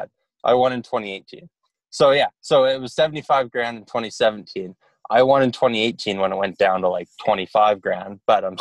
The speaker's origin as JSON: {"language": "English", "town": "Calgary", "region": "Alberta", "country": "Canada", "tie": "born or raised there"}